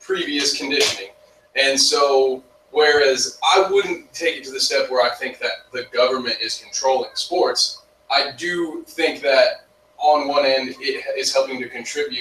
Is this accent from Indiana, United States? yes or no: yes; Indiana, United States; I'm from Indiana